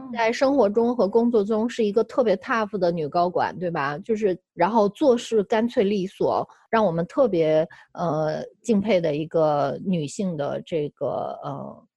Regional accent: China; moved away; 其实二零一五年回国之前，我一直从事，呃，生态和可持续性发展设计

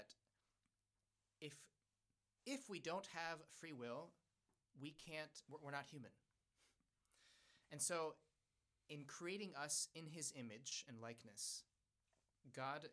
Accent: United States; I speak English because I was born in the United States

